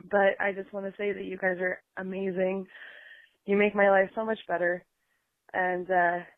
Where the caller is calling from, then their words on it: Oregon City, Oregon, United States; I'm calling from Oregon City from my front porch